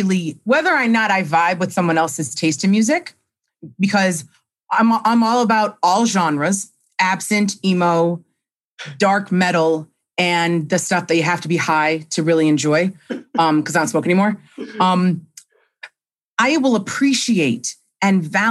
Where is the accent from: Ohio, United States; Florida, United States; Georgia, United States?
Ohio, United States; Cleveland; when I was in middle school, growing up in Cleveland